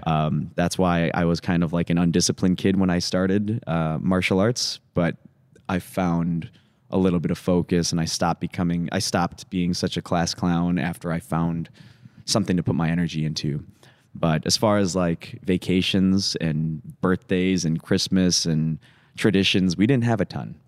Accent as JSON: {"language": "English", "town": "Woodbury", "region": "Minnesota", "country": "United States", "tie": "born or raised there", "also_born_or_lived": "Atlanta, Georgia / Los Angeles", "moved": "yes", "lives_now": "Madison, United States", "said": "it was three years old We moved up to Minnesota"}